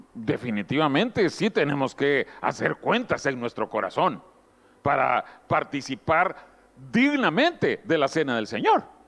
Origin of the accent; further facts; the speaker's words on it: Guatemala; moved away; allá en Guatemala, mi país de origen, años antes de que yo naciera